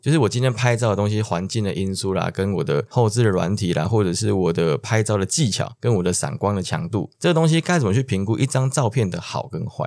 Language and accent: Chinese; Taiwan; 我们台湾这边